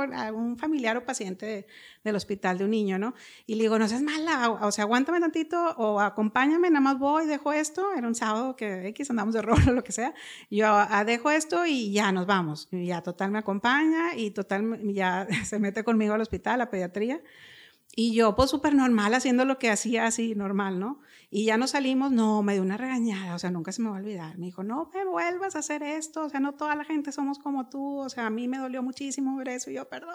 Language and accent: Spanish; Monterrey, Nuevo León, Mexico; crecí aquí en Monterrey, nací en Monterrey.